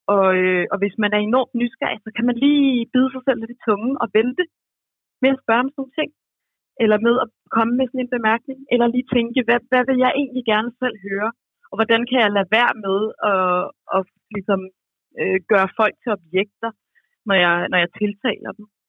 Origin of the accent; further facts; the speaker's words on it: Roskilde, Zealand, Denmark; jeg er fra Roskilde